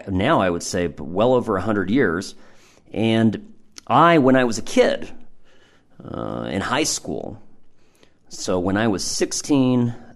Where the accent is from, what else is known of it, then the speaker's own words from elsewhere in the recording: Irvine, California, United States; I'm a kid that lived in the suburbs. I grew up in Irvine in California, and had, I don't know what, you know, my life consisted of a lot of stucco and perfectly manicured green belts.